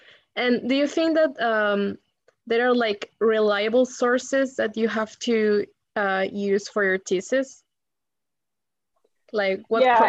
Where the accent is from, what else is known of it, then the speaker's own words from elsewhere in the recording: Peru; moved away; the country where I'm from, because I'm from Peru